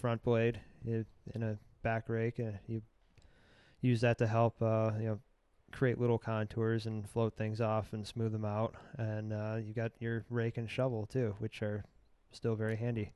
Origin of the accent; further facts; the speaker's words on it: Michigan, United States; growing up in Michigan